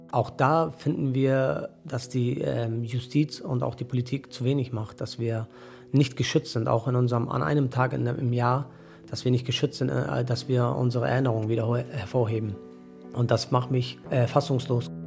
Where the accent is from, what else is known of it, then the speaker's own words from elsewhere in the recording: Mölln, Schleswig-Holstein, Germany; moved away; ich bin ehemaliger Möllner